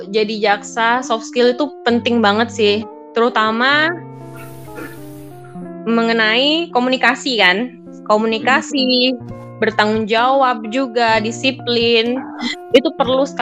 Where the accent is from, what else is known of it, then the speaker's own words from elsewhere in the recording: Java, Indonesia; now in Bulukumba, Indonesia; misalkan yang di sini contohnya di Bulu Kumba sendiri, saya orang Jawa.